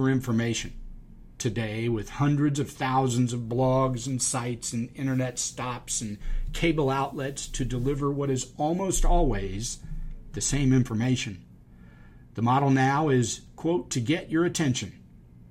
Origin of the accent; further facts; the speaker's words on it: Charleston, South Carolina, United States; I grew up in Charleston, and we had yacht clubs like Boca has golf clubs